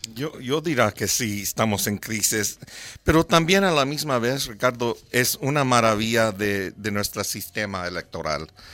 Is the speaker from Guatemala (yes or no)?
no; United States; first language English; Spanish is a second language; mi primer idioma era inglés y entonces hablando en español es un poco difícil para mí